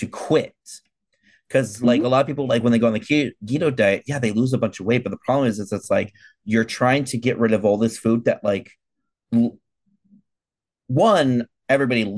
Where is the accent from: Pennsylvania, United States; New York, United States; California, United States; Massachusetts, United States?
California, United States; I'm from California.